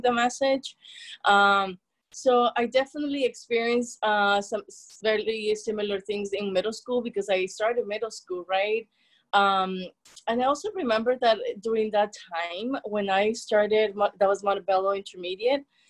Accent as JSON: {"language": "English", "country": "El Salvador", "tie": "born or raised there", "second_language": "English", "moved": "yes", "said": "I was born and raised in El Salvador."}